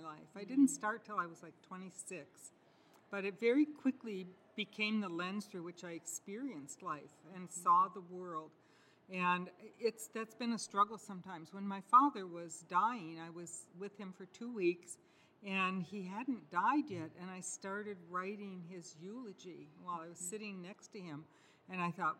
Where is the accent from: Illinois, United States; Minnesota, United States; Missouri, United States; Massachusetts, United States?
Minnesota, United States; Richfield; I grew up in Richfield, Minnesota, when it was a very early suburb